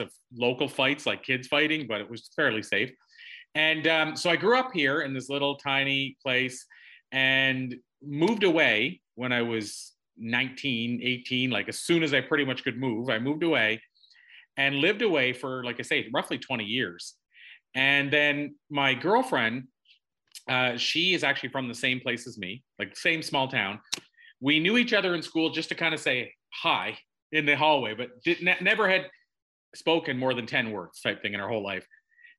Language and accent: English; Prince Edward Island, Canada; moved away as an adult; I literally live less than a 5-minute drive from where I was born, like wow. That close. And so I grew up in Prince Edward Island in Canada, tiniest little province.